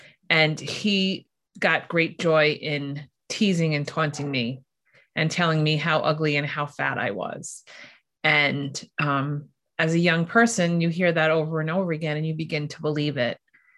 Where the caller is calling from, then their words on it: New York, United States; I'm here from New York. So I'm on the other side of the continent